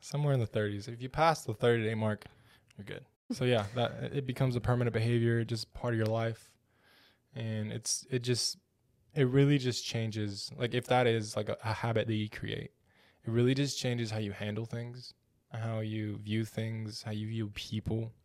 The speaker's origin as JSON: {"language": "English", "town": "Odessa", "region": "Texas", "country": "United States", "tie": "born or raised there", "said": "I'm from West Texas, small town in West Texas, Odessa. smallish town"}